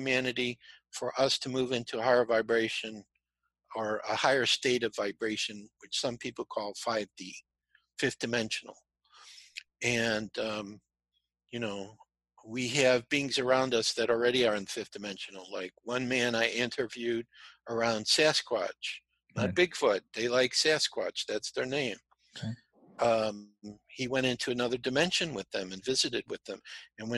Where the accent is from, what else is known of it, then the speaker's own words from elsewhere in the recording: Chicago, Illinois, United States; I'm from Chicago.